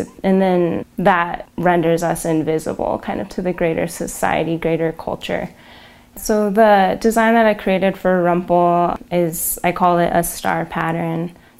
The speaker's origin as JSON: {"language": "English", "region": "Northern Arizona", "country": "United States", "also_born_or_lived": "Santa Fe, New Mexico", "moved": "yes", "lives_now": "New Mexico, United States", "said": "I'm originally from Northern Arizona, but right now I'm based just north of Santa Fe, New Mexico, and I'm enrolled in the Navajo Nation."}